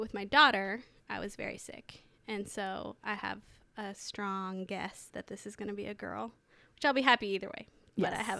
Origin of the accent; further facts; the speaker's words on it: New York City, New York, United States; born there; also born or lived in Hong Kong / Washington, D.C. / China / El Salvador; now in Lewis County, United States; I was born in New York City. I've lived in New York, Hong Kong, Washington, D.C., China, El Salvador, Canada, Kansas City, and now Lewis County for officially a little bit over a year.